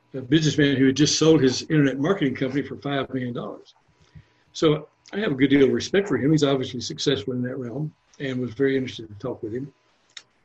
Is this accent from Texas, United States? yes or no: yes; San Antonio, Texas, United States; I grew up in San Antonio